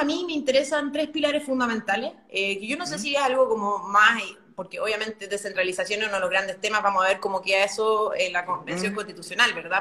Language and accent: Spanish; Concepción Province, Biobío, Chile; Yo nací y crecí en, este, en esta región, en este distrito, en esta provincia en realidad, porque es la provincia de Concepción